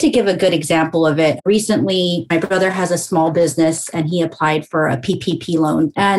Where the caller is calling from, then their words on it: Los Angeles, California, United States; I am joining you from sunny Los Angeles, Southern California.